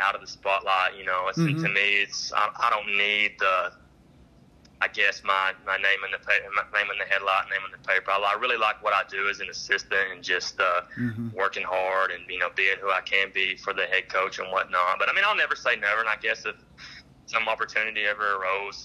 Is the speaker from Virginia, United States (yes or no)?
no; Ringling, Oklahoma, United States; growing up in Ringling